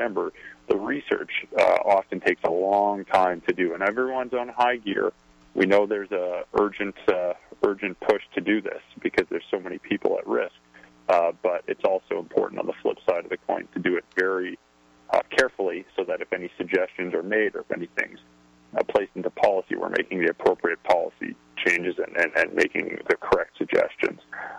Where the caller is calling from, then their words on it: Canada; I'm calling in from Canada, so I'm going by the Canadian Public Health Agency here